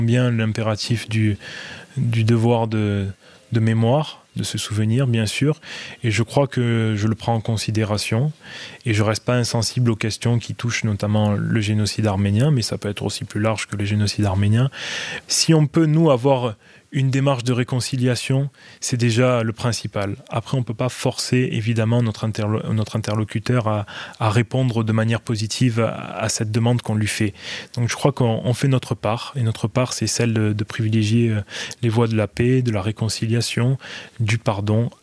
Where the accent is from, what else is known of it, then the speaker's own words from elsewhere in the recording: Marseille, Provence-Alpes-Côte d'Azur, France; je suis né à Marseille, donc au début des années 90. Et euh, mes parents aussi sont également nés à Marseille. On, est à Marseille depuis euh, quatre générations